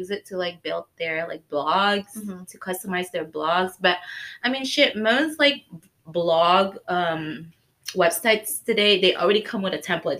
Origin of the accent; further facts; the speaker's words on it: Indonesia; moved away; growing up in Indonesia